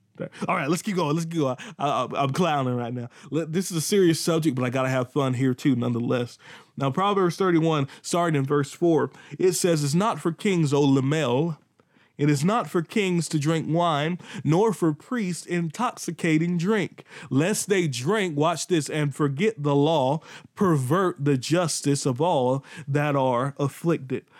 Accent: Pink Hill, North Carolina, United States; accent: country; I'm from Pink Hill, not Pink Hill, Pink Hill, North Carolina.

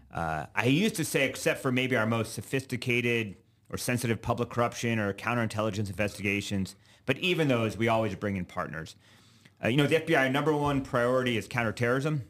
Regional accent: Alabama, United States; moved away as an adult; also born or lived in Virginia / New York City, United States; now in Nebraska, United States; I grew up mostly in Alabama

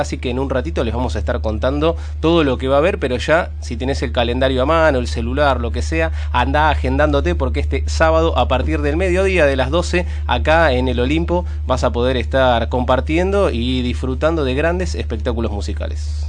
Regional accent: Buenos Aires, Argentina

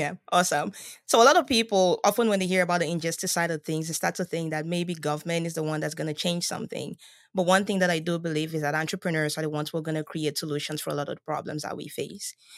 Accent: Cameroon; moved away as an adult; I'm originally from Cameroon

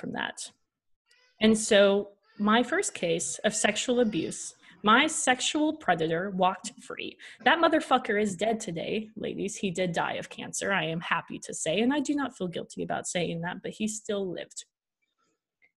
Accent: Washington, United States; We ended up going back up to our hometown in Washington

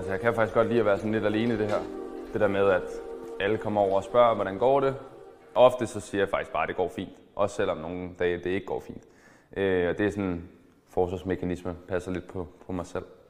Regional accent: Denmark; moved away as an adult; also born or lived in Barcelona / Hamburg / Hannover

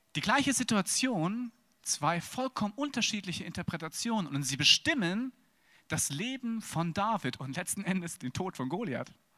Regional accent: Wiesbaden, Hesse, Germany; geboren in Wiesbaden.

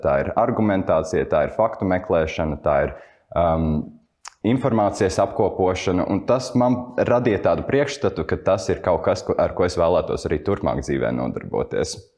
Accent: Cēsis, Vidzeme, Latvia; moved away as an adult; now in Riga, Latvia; es dzīvoju un uzaugu Cēsīs, un tāpēc man pēc tam pārvākties uz Rīgu

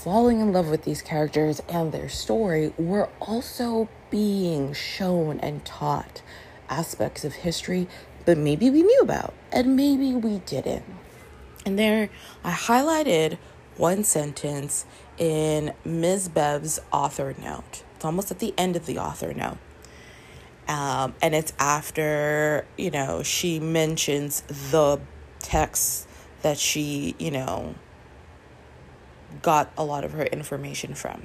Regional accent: Toronto, Ontario, Canada; moved away as an adult; also born or lived in Brooklyn, New York City, United States; now in New York City, United States; we moved as a family to Toronto. So I grew up in and I was five. So I grew up in Canada

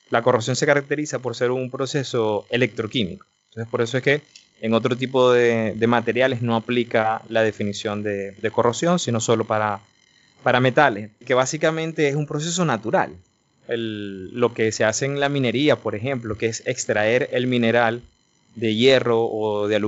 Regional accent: Maracaibo, Zulia, Venezuela; moved away as an adult; now in Netherlands; yo soy eh, venezolano de Maracaibo

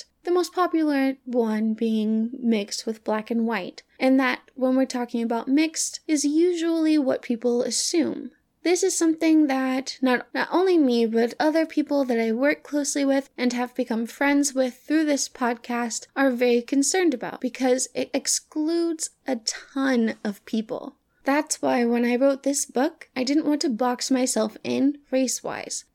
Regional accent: the South, United States; moved away; I'm from the South

